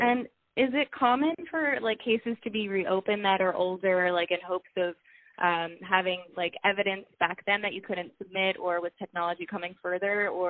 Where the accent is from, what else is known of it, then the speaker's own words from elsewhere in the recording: Hershey, Pennsylvania, United States; I'm from the Hershey, Pennsylvania area